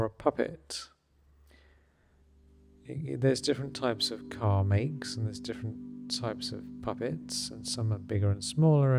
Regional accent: England, United Kingdom; When I was growing up in England

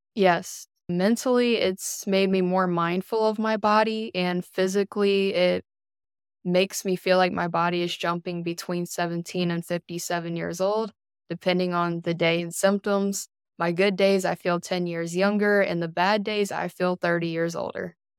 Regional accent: Elizabeth City, North Carolina, United States; now in Greenville, United States; I am originally from Elizabeth City, North Carolina

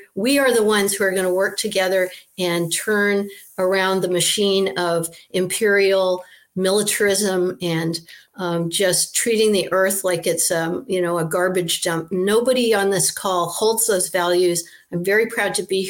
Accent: Maine, United States; Senator Margaret Chase Smith was from my hometown in Maine

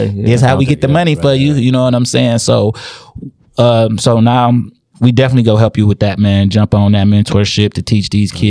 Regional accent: Inkster, Michigan, United States; So we from Inkster, Michigan.

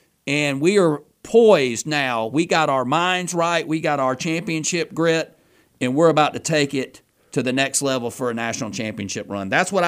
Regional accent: Auburn, Alabama, United States; I grew up in Auburn. There's a wonderful university here. For the most part, my entire life, this has been pretty much a white collar town.

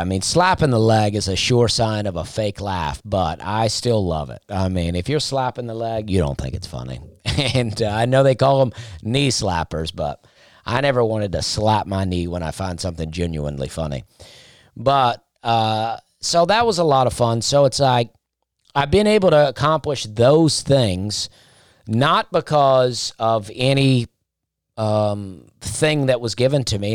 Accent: Opelika, Alabama, United States; moved away as an adult; also born or lived in Charleston; now in Nashville, United States; I grew up in Alabama

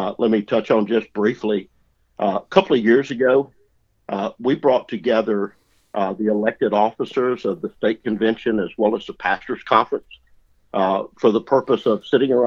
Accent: the Arkansas Delta, United States; I'm from the Delta, raised in the Delta, still live in the Delta

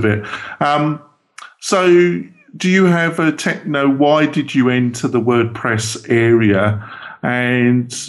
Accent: England, United Kingdom; I'm very English

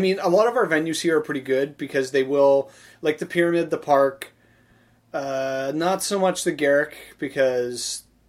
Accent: Saskatchewan, Canada; moved away as an adult; also born or lived in Estevan, Saskatchewan / Regina, Saskatchewan; now in Winnipeg, Canada; even before I moved to Winnipeg from Saskatchewan. Yes, I'm from Saskatchewan.

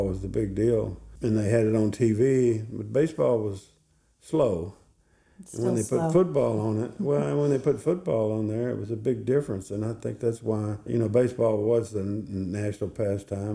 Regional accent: Texas, United States; I'm from Texas, you know, we have great high school football

